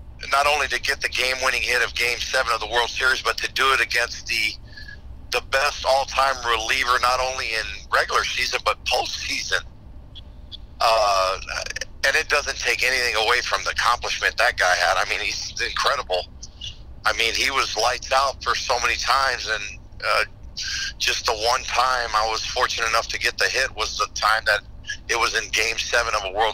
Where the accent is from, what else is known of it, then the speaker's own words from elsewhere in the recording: Tampa, Florida, United States; I live in Tampa, or I grew up in Tampa